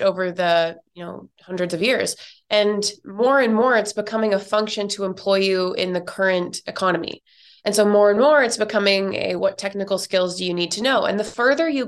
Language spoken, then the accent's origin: English; Canada; now in New York, United States; I'm originally from Canada, but I now live in New York